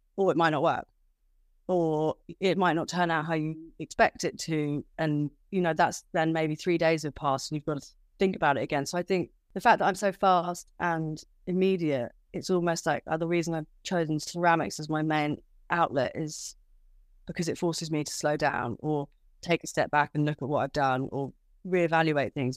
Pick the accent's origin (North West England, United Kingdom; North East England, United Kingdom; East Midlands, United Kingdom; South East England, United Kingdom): South East England, United Kingdom; Kent; moved away as an adult; also born or lived in London; now in Margate, United Kingdom; I'm originally from Kent. So, I moved to London when I was eighteen